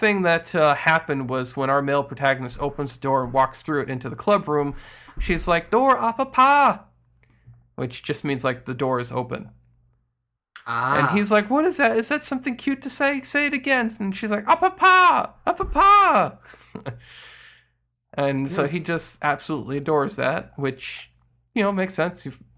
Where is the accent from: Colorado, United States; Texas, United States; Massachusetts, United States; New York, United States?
New York, United States; "But I'm from New York." "Oh, say with a Brooklyn accent."